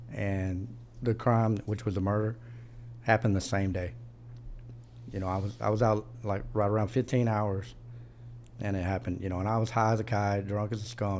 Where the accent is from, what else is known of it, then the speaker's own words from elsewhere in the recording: Pasadena, Texas, United States; also born or lived in Corsicana, Texas / Houston, Texas; I was born in Corsicana, way out in the middle of the, you know, the woods. And then right around five, we moved to Houston. And I grew up in the Pasadena, Texas area.